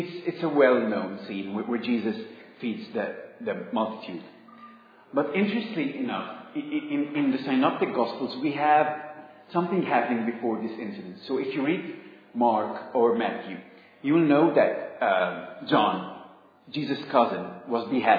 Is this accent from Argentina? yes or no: no; Egypt; moved away; I come from Egypt. And it might be a bit strange for you that an Egyptian student is preaching